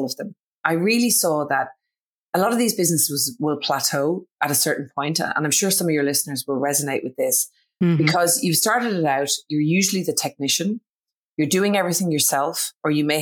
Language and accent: English; Ireland; accent: Irish; moved away as an adult; now in Australia; My accent, in case nobody can pick it up, is Irish. So I'm originally from Ireland, but I did move to Australia in my early 20s